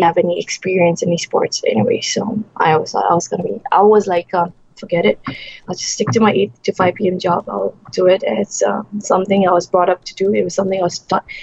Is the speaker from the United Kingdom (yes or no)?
no; Bhutan; now in Malaysia; I'm from Bhutan. It's a small country in the Himalayas, sandwiched between India and China and Nepal and Bangladesh. I'm a Buddhist by religion, and I grew up in Bhutan